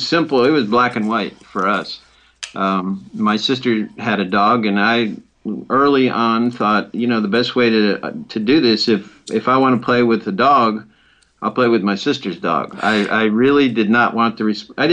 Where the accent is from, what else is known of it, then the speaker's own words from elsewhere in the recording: Detroit and Cleveland, Midwest, United States; also born or lived in Chicago, Illinois / Knoxville, Tennessee; I was born in Chicago and lived in Detroit and Cleveland most of my youth.